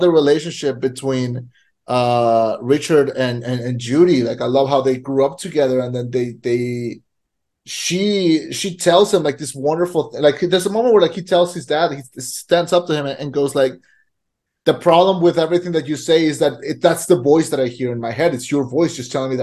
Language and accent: English; Mexico; moved away; also born or lived in United States; I grew up in Mexico.